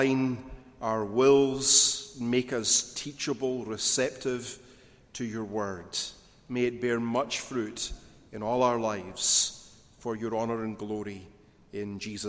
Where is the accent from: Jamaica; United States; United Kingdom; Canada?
United Kingdom; Glasgow, Scotland; In my hometown in Glasgow, there was a notorious street market called the Barras